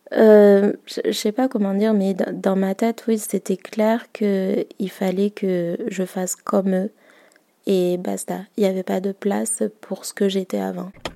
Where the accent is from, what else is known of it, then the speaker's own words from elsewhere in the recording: Madagascar; je suis malgache